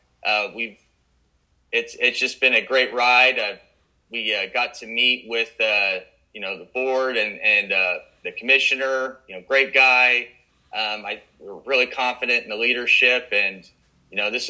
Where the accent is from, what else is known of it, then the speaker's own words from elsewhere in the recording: Wichita, Kansas, United States; I was born and raised in Wichita